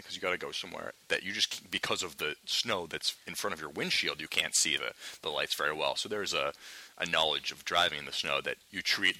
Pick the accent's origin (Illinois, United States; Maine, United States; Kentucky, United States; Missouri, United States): Maine, United States; now in New York, United States; Growing up in Maine